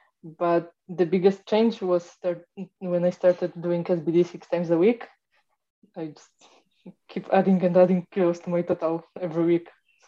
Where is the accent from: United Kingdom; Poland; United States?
Poland; English is a second language